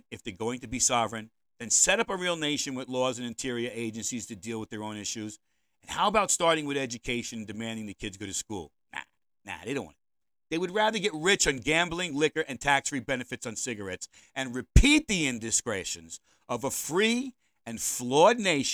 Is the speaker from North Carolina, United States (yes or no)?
no; New York City, New York, United States; I was born and raised in New York City, and I know no other land.